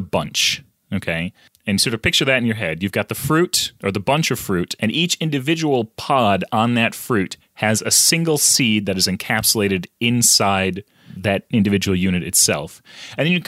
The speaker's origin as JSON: {"language": "English", "country": "United States", "said": "I am an American. I am not a Canadian"}